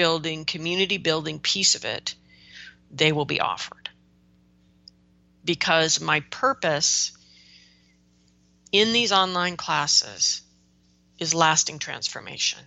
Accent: United States; I'm an American right now

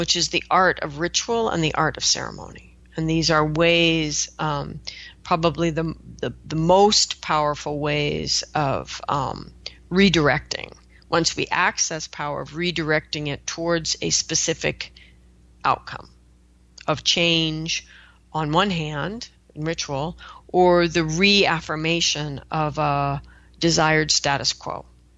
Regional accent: Pacific Northwest, United States; I come from the Pacific Northwest, where we've got a lot of rivers

